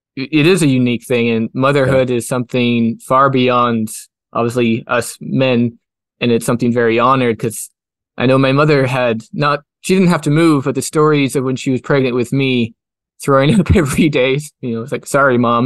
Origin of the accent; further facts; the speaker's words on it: Kelowna, British Columbia, Canada; I grew up in Rutland, which is part of Kelowna